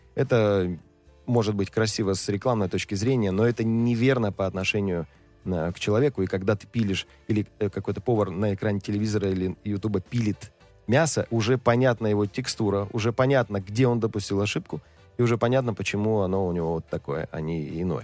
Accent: Krasnoyarsk Krai, Russia; Я просто рос в деревне

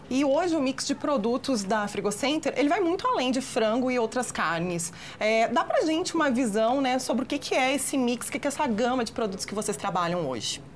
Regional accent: Rio Grande do Sul, Brazil; now in Minas Gerais, Brazil; Eu, como gaúcha que mora aqui em Minas

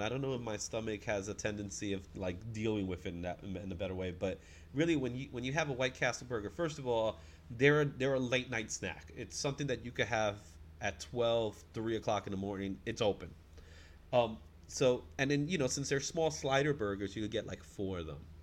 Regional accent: New York City, New York, United States; I'm I'm a Bronx kid, man. I'm a New Yorker

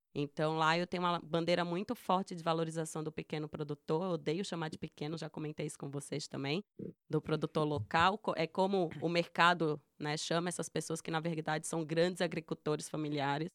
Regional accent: Northeast Region, Brazil; a gente, como nordestina

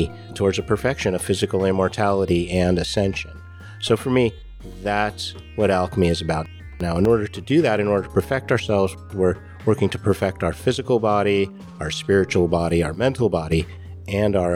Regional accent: Novato, California, United States; also born or lived in San Francisco; now in Rogue Valley, United States; I was living in the North Bay. I was living in Novato growing up

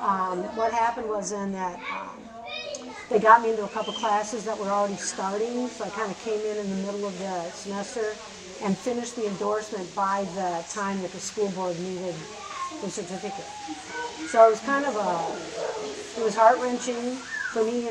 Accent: Mankato, Minnesota, United States; moved away as an adult; also born or lived in South Dakota / Southern Missouri; now in Grinnell, United States; I grew up in Mankato, Minnesota, which is a town of about 30,000 people south and west of Minneapolis

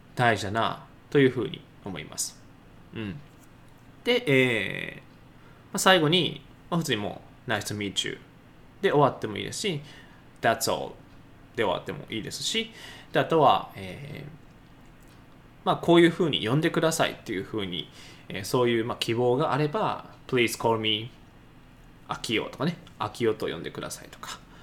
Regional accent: Nara, Japan; 僕であれば奈良出身

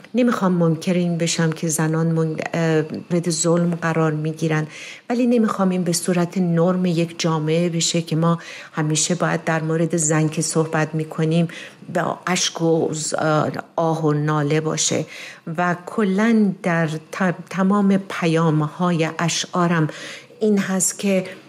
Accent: Iran; moved away as an adult; now in United States; صدا رو در ایران یه مقدار کار کردم ولی اینجام در کالج به اصطلاح صدا به روی صحنه رو کار کردم در ایران با رضا بهزادی کار میکردم همون سالهای در واقع یک سال اول انقلاب چون خیلی زود بعد از اون از ایران اومدم بیرون

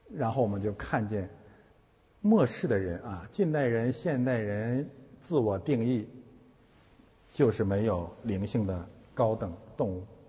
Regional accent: China; moved away; 我们是从中国来的

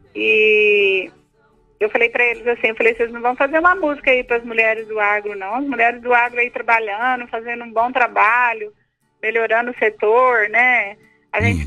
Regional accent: Ipuã, São Paulo, Brazil; moved away as an adult; now in Goiás, Brazil; Eu nasci em São Paulo, né, na, no estado de São Paulo, em Ipuã, uma cidade ali

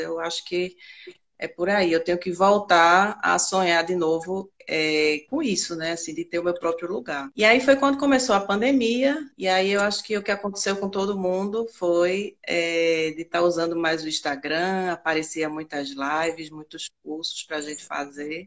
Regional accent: Recife, Pernambuco, Brazil; sou de Recife, sempre morei em Recife

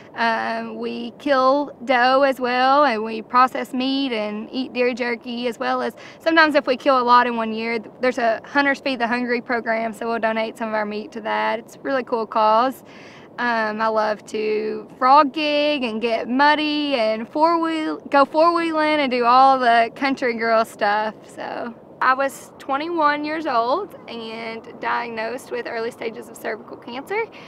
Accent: Campbellsville, Kentucky, United States; also born or lived in Lexington, Kentucky; I'm from Campbellsville, Kentucky.

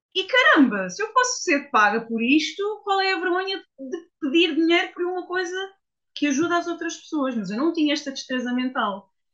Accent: Portugal; also born or lived in Switzerland; achei que estava na altura de regressar a Portugal

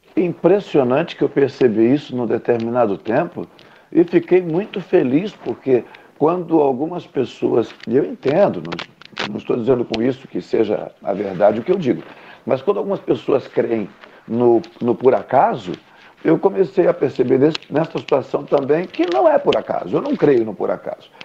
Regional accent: Rio Grande, Rio Grande do Sul, Brazil; now in Pelotas, Brazil; eu sou natural da cidade do Rio Grande

